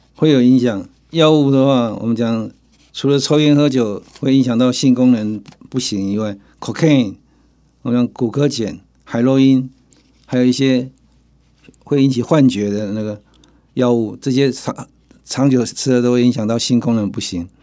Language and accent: Chinese; Taiwan; 我们台湾人